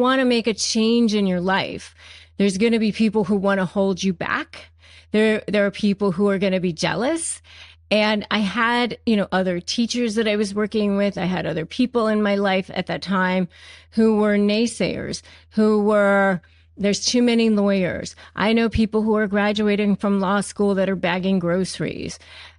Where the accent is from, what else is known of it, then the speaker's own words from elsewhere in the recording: United States; I was living in Florida at the time. I grew up in Washington, D.C. or in Northern Virginia, but I was living in Florida at the time and teaching school.